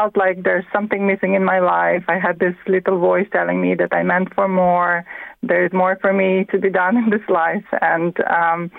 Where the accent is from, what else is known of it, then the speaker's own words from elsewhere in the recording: Latvia; English is a second language; moved away as an adult; now in County Meath, Ireland; I'm from Latvia. I live 19 years now in Ireland